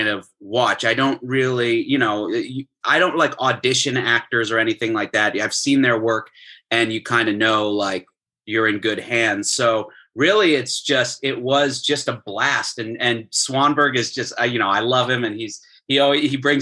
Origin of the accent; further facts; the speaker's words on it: Florida, United States; grew up in Florida